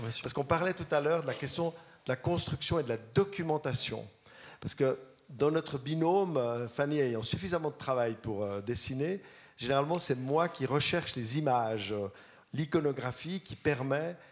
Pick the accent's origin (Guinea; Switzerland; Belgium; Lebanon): Switzerland; Vaud; je suis vaudois